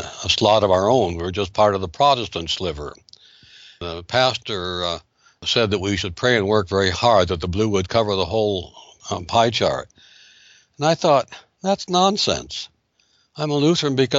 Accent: North Dakota, United States; I grew up in North Dakota

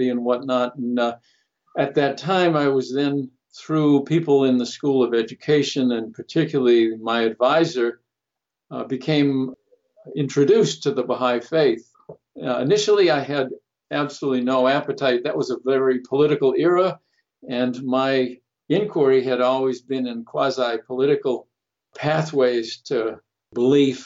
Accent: Melrose, Massachusetts, United States; also born or lived in Chelsea, Massachusetts; I was born in Chelsea, Massachusetts, which is on the port of Boston, an immigrant town, and at a young age moved to the suburbs to a town called Melrose

